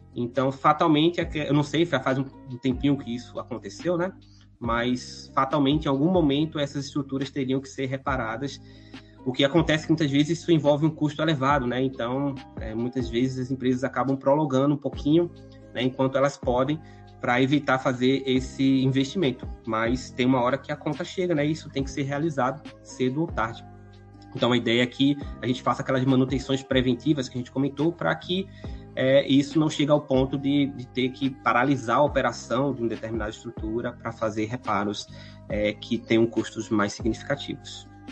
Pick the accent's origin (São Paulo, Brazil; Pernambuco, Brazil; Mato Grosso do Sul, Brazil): Pernambuco, Brazil; Recife; moved away as an adult; now in Curitiba, Brazil; vocês podem estar tá reparando aí pelo meu sotaque que não sou aqui, né, da cidade de Curitiba. Sou proveniente então da cidade de Recife, no estado de Pernambuco